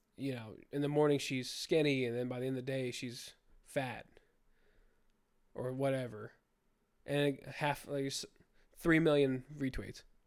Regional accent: United States; I'm an American

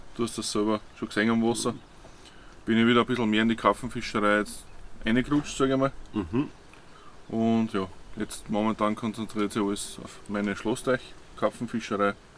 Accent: Waldviertel, Lower Austria, Austria; komme aus dem Waldviertel

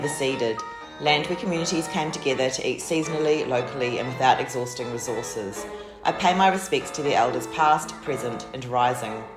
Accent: Christchurch, Canterbury, New Zealand; now in Melbourne, Australia; I'm from Christchurch

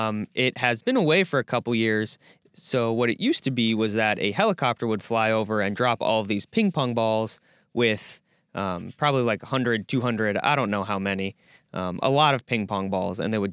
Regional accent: Wisconsin, United States; Yeah, I mean, growing up in Door County, and you know, Fall Fest in middle school and high school was definitely a big deal.

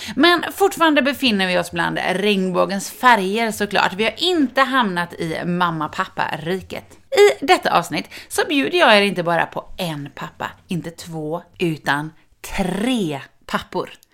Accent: Sweden; Jag kommer från Hörne

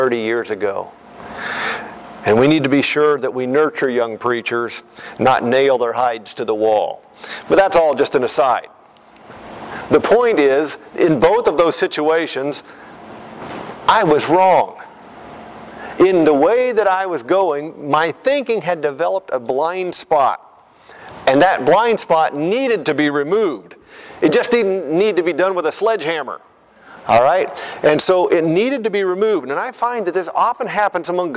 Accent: United States; As a kid growing up in the United States, rural America

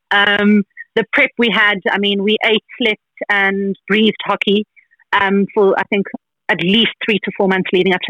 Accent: South Africa; we're South African

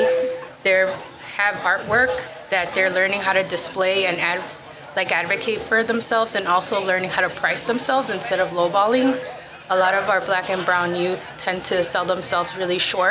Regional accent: Chicago, Illinois, United States; I'm from Little Village, and I grew up in Pilsen with my parents, too.

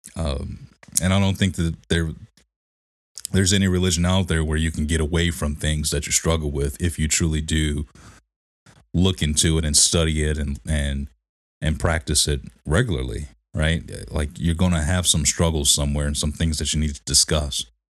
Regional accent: Detroit, Michigan, United States; growing up in Detroit, you were nothing but Christian

